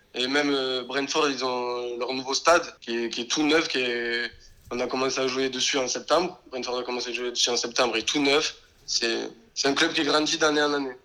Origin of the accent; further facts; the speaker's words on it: Béziers, Occitania, France; moved away as an adult; also born or lived in Lignan-sur-Orb; now in England; Je viens de Béziers, j'ai commencé dans le club à côté de Béziers, un petit village qui s'appelle Lignan, jusqu'à à peu près mes 11 ans